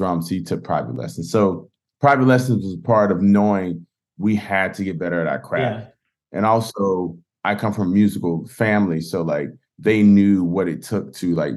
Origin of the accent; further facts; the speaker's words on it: Pensacola, Florida, United States; also born or lived in Cleveland / New York; now in Nashville, United States; I grew up in Pensacola, Florida, youngest of six kids, pastor's child